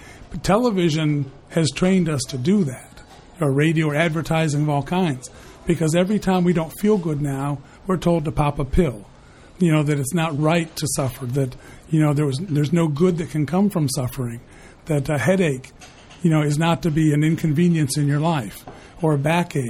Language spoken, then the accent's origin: English; Ireland; I'm an Irishman who's kissed the Blarney Stone 5 times.